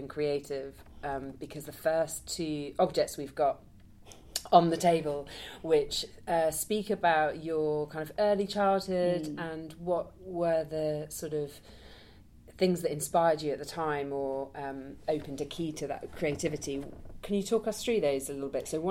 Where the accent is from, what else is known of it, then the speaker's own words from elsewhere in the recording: Wales, United Kingdom; moved away; I'm from Wales, and I'm going back to Wales at Christmas